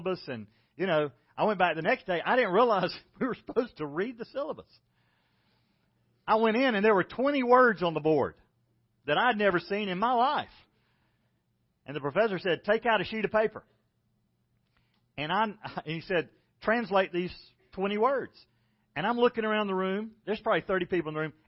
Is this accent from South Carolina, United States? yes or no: yes; South Carolina, United States; moved away; I don't have an accent. I'm from South Carolina. This is the way people talk.